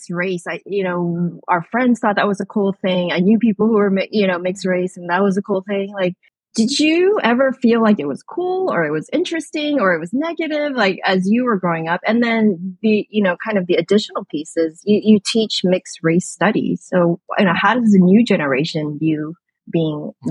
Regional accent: San Francisco, California, United States; also born or lived in South Korea; I was born in Korea and I came to the United States when I was eight for, from Korea. And I grew up in San Francisco.

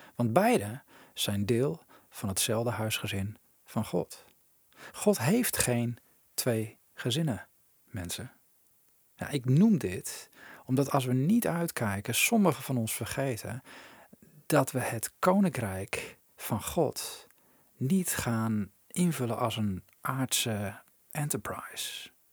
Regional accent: Netherlands; als Nederlanders

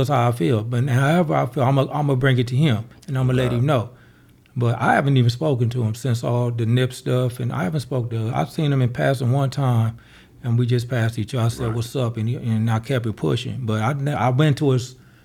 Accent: Los Angeles, California, United States; I grew up in Overhills, backhood

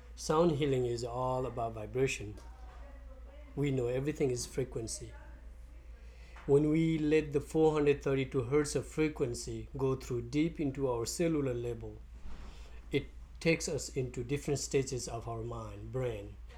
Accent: Nepal; now in St. Petersburg, United States; I'm from Nepal. I came to US 20 years ago

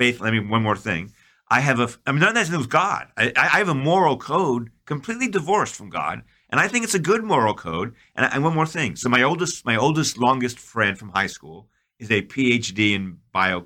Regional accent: New York, United States; I'm from New York.

